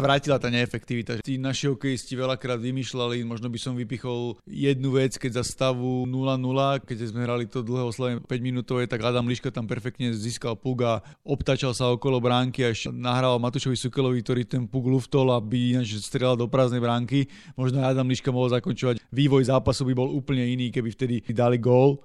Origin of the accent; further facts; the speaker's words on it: Slovakia; predsa len sme všetci Slováci